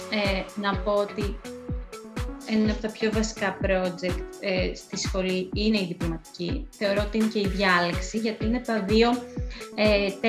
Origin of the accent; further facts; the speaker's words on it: Kalamata, Peloponnese, Greece; moved away as an adult; also born or lived in Athens; ε, κατάγομαι από την Καλαμάτα. Ε, σπούδασα αρχιτεκτονική στην Αθήνα